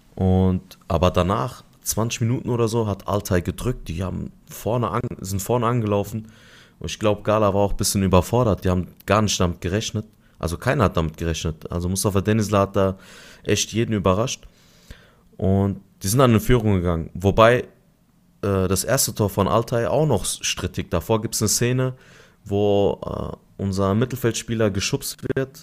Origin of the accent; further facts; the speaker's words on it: Adana, Turkey; now in Germany; vier Tage in Adana, meine Heimatstadt